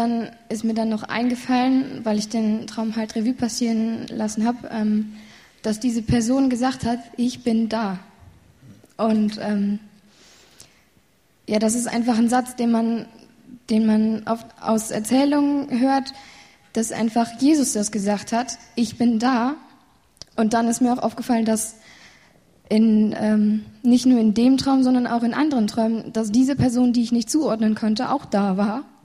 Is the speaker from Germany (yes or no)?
yes; Siegen, North Rhine-Westphalia, Germany; Aus Siegen.